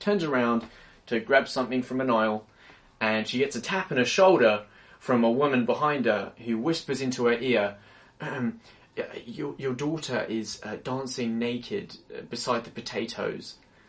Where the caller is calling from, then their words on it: London, United Kingdom; I'm tuning in from London, England, and it's cold here.